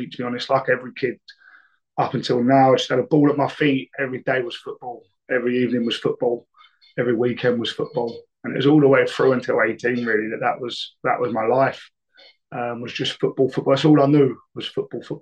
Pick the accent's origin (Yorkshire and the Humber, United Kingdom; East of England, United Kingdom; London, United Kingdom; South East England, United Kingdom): South East England, United Kingdom; Brighton; I grew up in Brighton, which is obviously a city which is unbelievable as a place